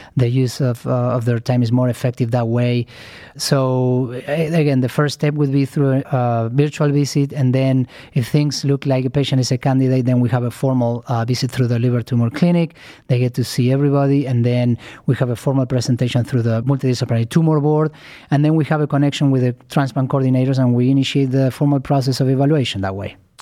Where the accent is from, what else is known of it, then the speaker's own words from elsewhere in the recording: Argentina; moved away; I'm originally from Argentina